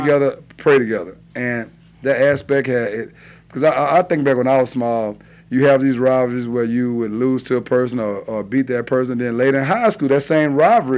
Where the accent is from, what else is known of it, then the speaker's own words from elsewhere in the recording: Baton Rouge, Louisiana, United States; I'm from the Glen Oaks area